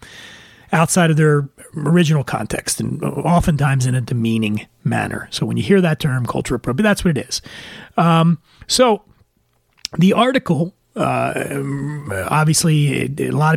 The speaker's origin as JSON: {"language": "English", "town": "Philadelphia", "region": "Pennsylvania", "country": "United States", "tie": "born or raised there", "said": "in my hometown of Philadelphia"}